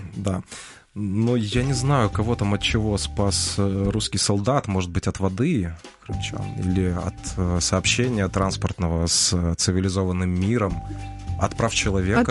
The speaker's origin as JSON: {"language": "Russian", "region": "Crimea", "country": "Ukraine", "tie": "born or raised there", "moved": "as an adult", "lives_now": "Kyiv, Ukraine", "said": "я же родился в Крыму и жил до 15 -го года в Крыму"}